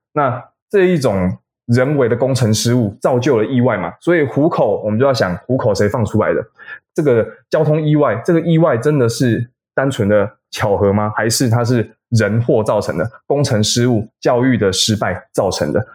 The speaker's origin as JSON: {"language": "Chinese", "country": "Taiwan", "said": "我们台湾人在走路的时候"}